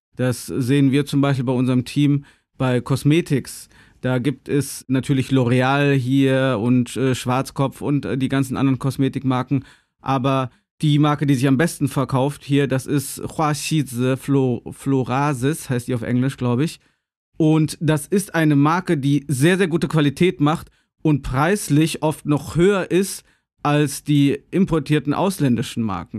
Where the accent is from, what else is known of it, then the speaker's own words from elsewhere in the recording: Gummersbach, North Rhine-Westphalia, Germany; moved away as an adult; also born or lived in Cologne / Bochum; now in China; bin ich in Gummersbach geboren